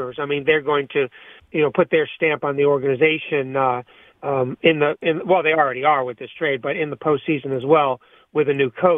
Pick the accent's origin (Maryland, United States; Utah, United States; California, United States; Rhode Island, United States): Maryland, United States; Montgomery County; I grew up in the Washington, D.C. area, Montgomery County, Maryland